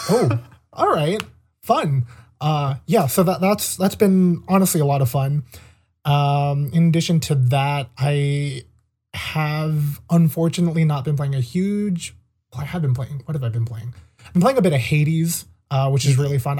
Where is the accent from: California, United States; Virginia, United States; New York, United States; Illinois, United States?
California, United States; also born or lived in Maine; we're both from California